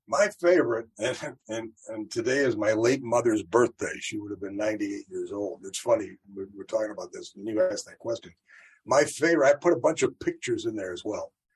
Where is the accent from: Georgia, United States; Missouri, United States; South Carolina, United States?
Missouri, United States; St. Louis; I'm from St. Louis